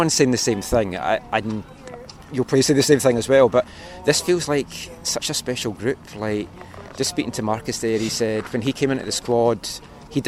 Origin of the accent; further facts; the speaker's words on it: Scotland, United Kingdom; I'm Scottish